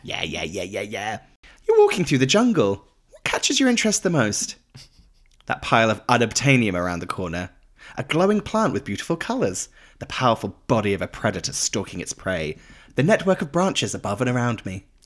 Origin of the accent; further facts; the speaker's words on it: United Kingdom; now in United States; as British people